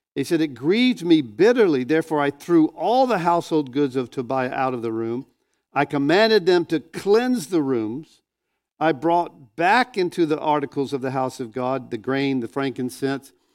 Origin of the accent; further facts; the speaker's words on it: Northwest Florida, United States; I grew up in Northwest Florida. This is my hometown